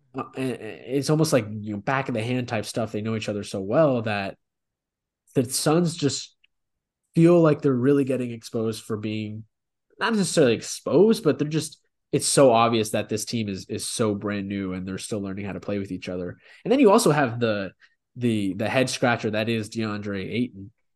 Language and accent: English; Memphis, Tennessee, United States; we're both from Memphis